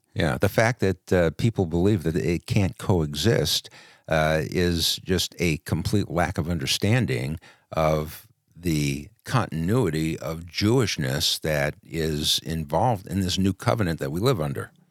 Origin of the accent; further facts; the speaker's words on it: New York City, New York, United States; I was born in Brooklyn.